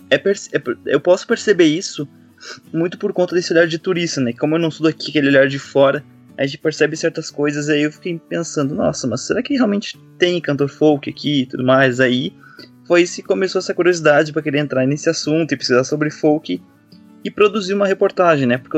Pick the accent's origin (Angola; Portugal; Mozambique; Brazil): Brazil; Greater Porto Alegre, Rio Grande do Sul; moved away as an adult; now in Florianópolis, Brazil; Eu não sou natural daqui de Florianópolis, né? Eu moro aqui dois anos agora. Já havia morado três anos no passado, mas agora voltei, agora estou dois anos. É, eu sou gaúcho, né, ali da região da Grande Porto Alegre.